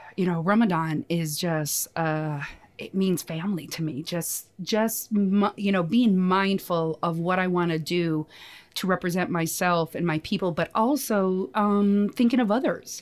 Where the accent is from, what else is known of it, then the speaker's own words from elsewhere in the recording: United States; I grew up in the States